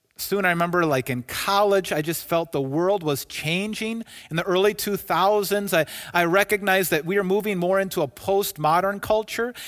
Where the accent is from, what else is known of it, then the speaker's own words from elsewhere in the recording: United States; I'm an American citizen